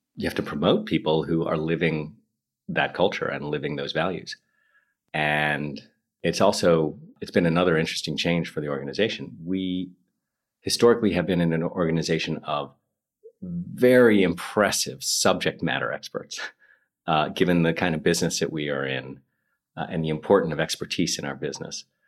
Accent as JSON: {"language": "English", "region": "New York", "country": "United States", "also_born_or_lived": "Moscow", "moved": "as an adult", "lives_now": "London, United Kingdom", "said": "Speaking as an American"}